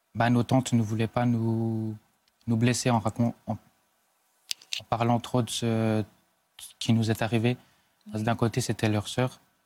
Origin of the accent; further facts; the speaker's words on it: Switzerland; chez nous en Suisse